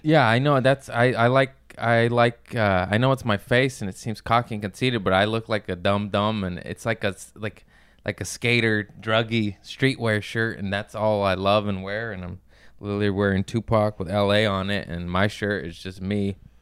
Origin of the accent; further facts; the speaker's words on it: Torrance, California, United States; I grew up in Torrance